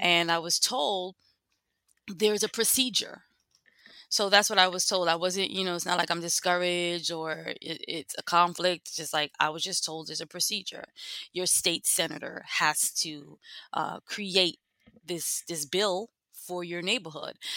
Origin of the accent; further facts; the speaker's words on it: New York City, New York, United States; lived, born and raised in East Flatbush